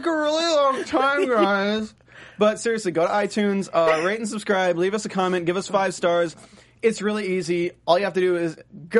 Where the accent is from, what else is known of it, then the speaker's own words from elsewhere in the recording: North Carolina, United States; I'm from North Carolina.